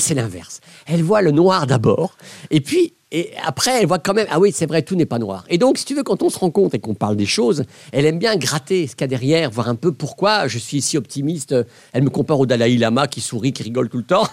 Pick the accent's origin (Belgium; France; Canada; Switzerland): Belgium; Je venais de Belgique